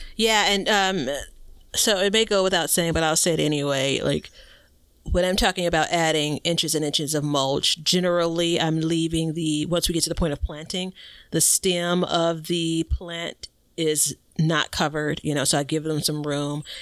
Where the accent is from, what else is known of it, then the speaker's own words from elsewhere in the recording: Chicago, Illinois, United States; I'm from Chicago. I live in Chicago and I'm on the southeast side